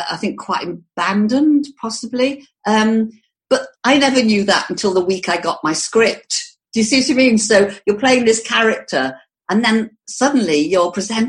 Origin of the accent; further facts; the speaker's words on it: the Wirral, Merseyside, North West England, United Kingdom; I actually come from the Wirral. If I told somebody I came from Liverpool, oh, I say Merseyside because it's easier